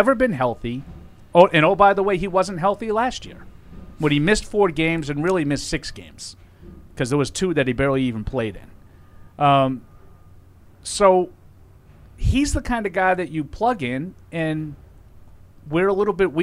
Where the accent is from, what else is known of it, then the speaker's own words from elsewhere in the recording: New England, United States; I grew up in New England